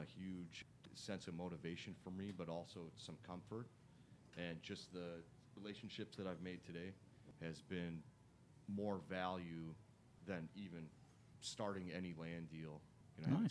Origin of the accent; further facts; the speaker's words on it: Milwaukee, Wisconsin, United States; I'm from Milwaukee, Wisconsin